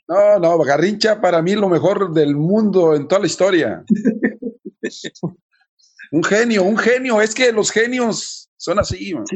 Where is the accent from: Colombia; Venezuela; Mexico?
Mexico; Nayarit; moved away; Jalisco, Nayarit, mi tierra, mi pueblo